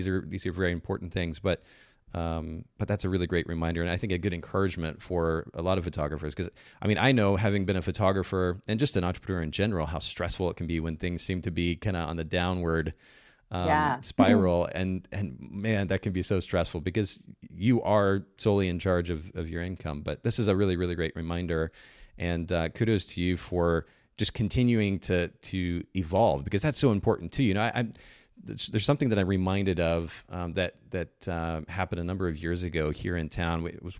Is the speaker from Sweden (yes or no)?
no; Japan; She knows that I grew up in Japan.